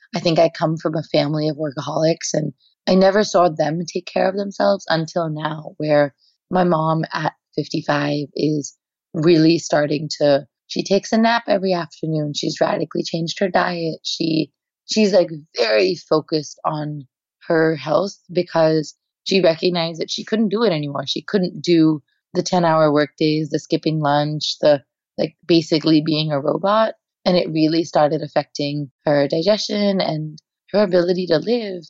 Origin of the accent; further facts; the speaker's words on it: India; moved away as an adult; now in United States; I am Indian at my core. I'm not Indian American.